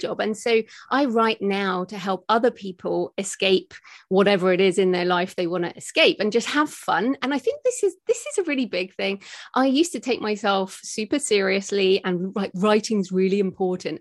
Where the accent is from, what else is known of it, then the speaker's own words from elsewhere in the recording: United Kingdom; accent: British; moved away as an adult; also born or lived in Australia; I'm British, as people might, can hear from my accent